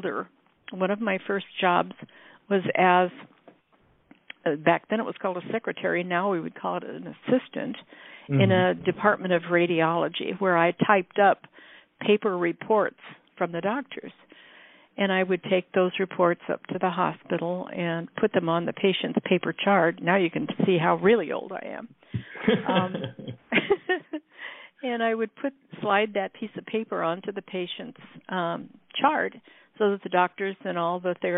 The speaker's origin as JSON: {"language": "English", "region": "Iowa", "country": "United States", "tie": "born or raised there", "moved": "yes", "lives_now": "California, United States", "said": "Iowa, which is where I grew up"}